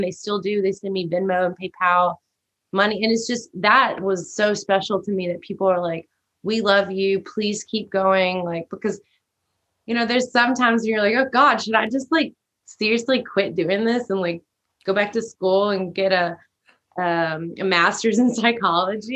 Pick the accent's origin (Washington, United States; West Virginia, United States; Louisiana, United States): Louisiana, United States; Shreveport; moved away as an adult; now in Austin, United States; born and raised in Louisiana